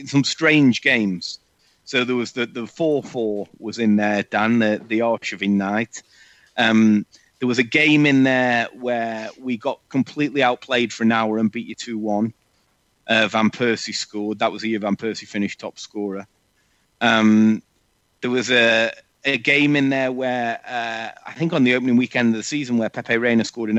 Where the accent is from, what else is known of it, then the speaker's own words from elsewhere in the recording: England, United Kingdom; as English people